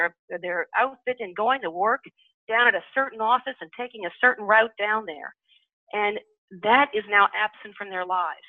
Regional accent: New Orleans, Louisiana, United States; I'm born and raised in New Orleans

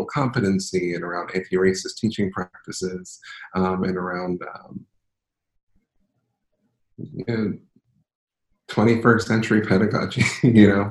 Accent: Philadelphia, Pennsylvania, United States; I'm from Philadelphia, city of brotherly, sisterly, personally love.

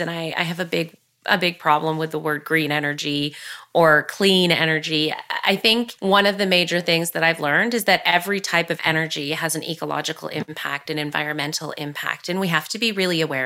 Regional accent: Curve Lake, Ontario, Canada; I grew up here in Curve Lake, surrounded by family and cousins.

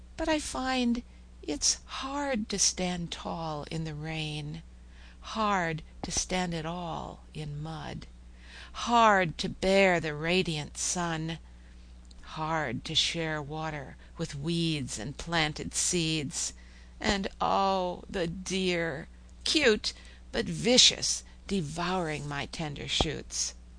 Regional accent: Oklahoma, United States; I'm from Oklahoma

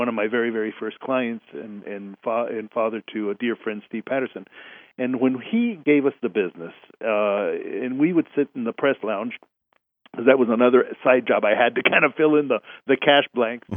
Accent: Mexico City, Mexico; now in Houston, United States; I was raised in Mexico City

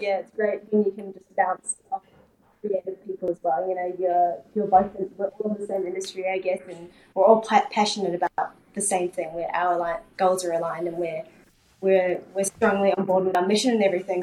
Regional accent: New Zealand; born or raised there; also born or lived in South Korea

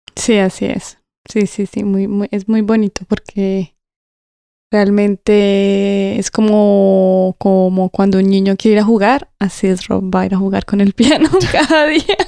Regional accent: Colombia; now in England, United Kingdom; soy colombiana

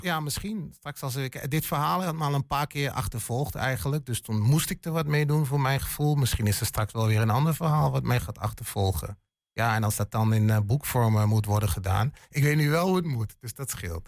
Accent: Hengelo, Overijssel, Netherlands; moved away as an adult; ik, ik ben een tukker. Geboren en getogen in Hengelo

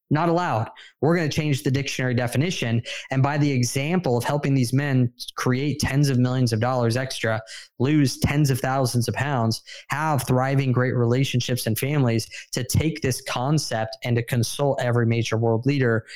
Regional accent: San Diego, California, United States; I moved down to San Diego, my hometown, with my wife

